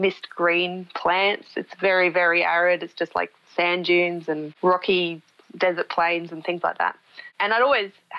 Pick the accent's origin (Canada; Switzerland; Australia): Australia; Queensland; moved away as an adult; also born or lived in Central Australia; now in Victoria, Australia; I'm originally from Queensland, which is a more tropical part of Australia